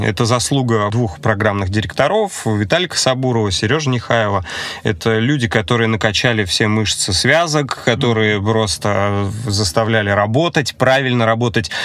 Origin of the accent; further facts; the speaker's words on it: Voronezh, Voronezh Oblast, Russia; moved away as an adult; now in Saint Petersburg, Russia; в моем родном городе, в Воронеже